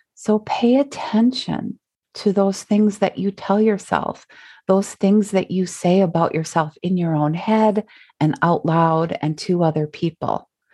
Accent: Minnesota, United States; we're from Minnesota

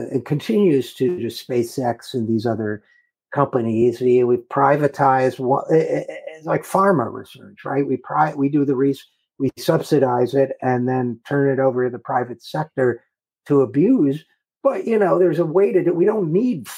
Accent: Utica, New York, United States; moved away; my hometown of Utica, New York, going there, hadn't been there in 40 years

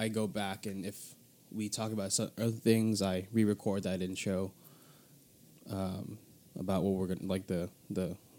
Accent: United States; I'm a first generation born and raised in America

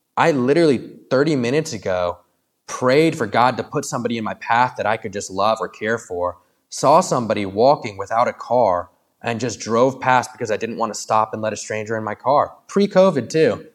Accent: Williamsburg, United States; I was raised in Williamsburg, and then I left for college and and seminary, and then I came back to Williamsburg

